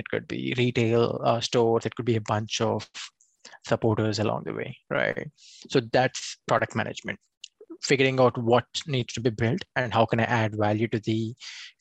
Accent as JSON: {"language": "English", "country": "India", "moved": "as an adult", "lives_now": "United States", "said": "I come from India"}